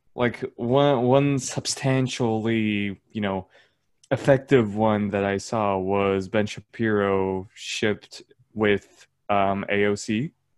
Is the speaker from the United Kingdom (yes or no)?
no; Turkey; accent: Turkish; my Turkish accent